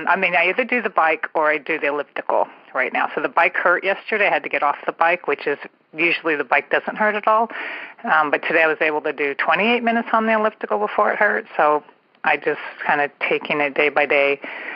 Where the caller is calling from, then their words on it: San Francisco Bay Area, California, United States; I am calling from the San Francisco Bay Area